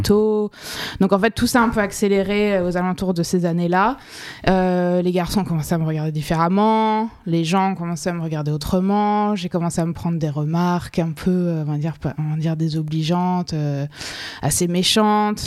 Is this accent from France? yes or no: yes; Colmar, Grand Est, France; also born or lived in Toulouse / Les Pins, near Nice / New York; now in Miami, United States; j'ai grandi en Alsace, euh, c'était différent, c'était c'était froid. Ouais, dans une petite ville qui s'appelle Colmar